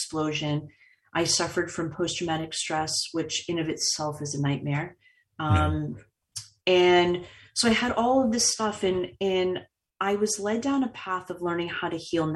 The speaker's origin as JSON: {"language": "English", "town": "Boston", "region": "Massachusetts", "country": "United States", "tie": "born or raised there", "said": "I've been born and raised in Boston"}